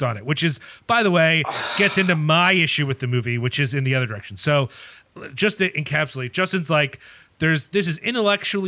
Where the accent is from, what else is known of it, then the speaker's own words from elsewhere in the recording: Ireland; as an Irish person